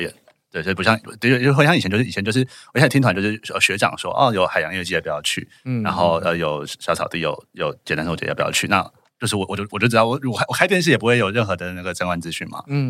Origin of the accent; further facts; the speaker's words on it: Taipei, Taiwan; 我台北人